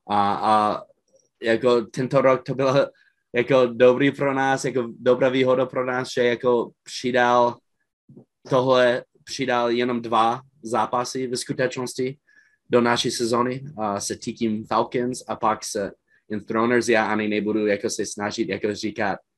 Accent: Czechia; oni viděli, že jsme všichni Češi plus naš, našeho quarterbacka a stejně jsme konkurovali a jsme je porazili.

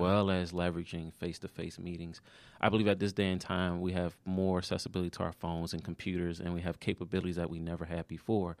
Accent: Maryland, United States; moved away; also born or lived in Georgia

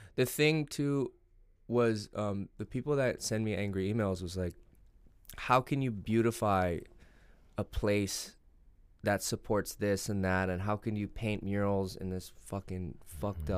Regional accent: United States; I'm American and my country reelected him

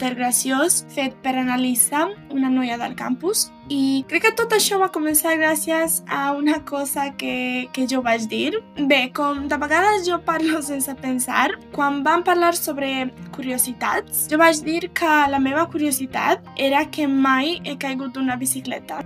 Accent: Serbia; Catalan is a second language; moved away as an adult; now in Belgrade, Serbia; sóc de Kusieric, un poble a l'oest de Sèrbia

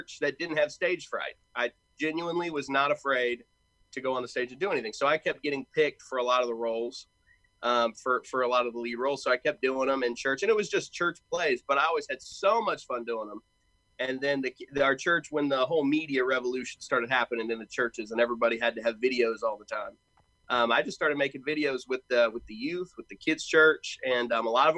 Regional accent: Knoxville, Tennessee, United States; moved away as an adult; now in Louisville, United States; I'm technically from Knoxville, Tennessee. That's where I grew up.

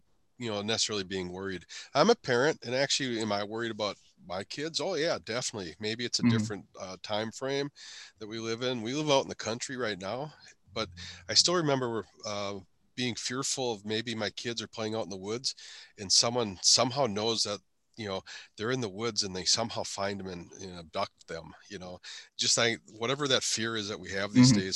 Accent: Brainerd, Minnesota, United States; I was born in Brainerd, Minnesota, so that's my birthplace

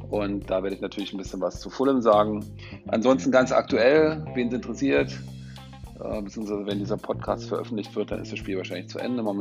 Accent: Chemnitz, Saxony, Germany; er ist auch noch in meiner Heimatstadt Karl-Marx-Stadt geboren.

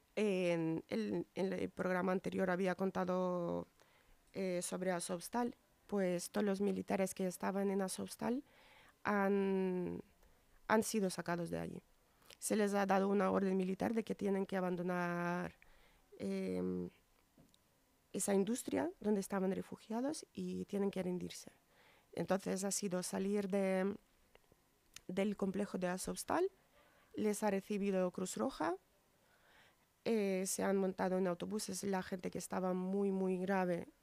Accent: Ukraine; moved away; la situación en mi país

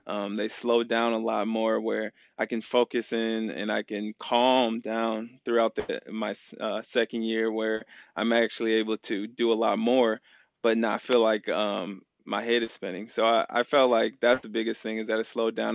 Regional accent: Iowa, United States; moved away as an adult; now in Arizona, United States; growing up in Iowa, it's, it's a lot slower

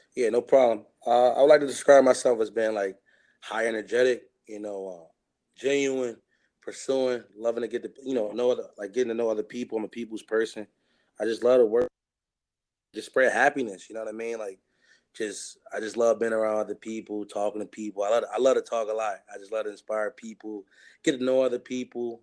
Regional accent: Chester, Pennsylvania, United States; growing up in Chester, not having too much

